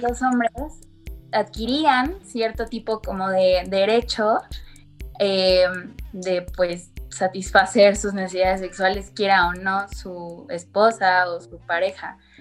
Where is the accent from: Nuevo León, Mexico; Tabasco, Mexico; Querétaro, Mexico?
Querétaro, Mexico; yo soy de Querétaro